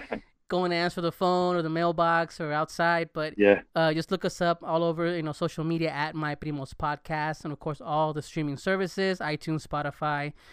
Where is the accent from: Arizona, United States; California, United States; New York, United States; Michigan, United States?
California, United States; Los Angeles; I grew up in L.A. I'm actually from L.A.